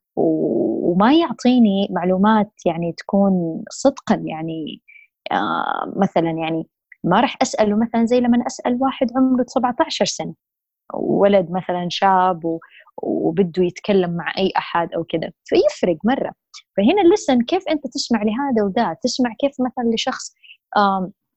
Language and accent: Arabic; Saudi Arabia; also born or lived in Jeddah, Saudi Arabia / United States; عندنا بالسعودية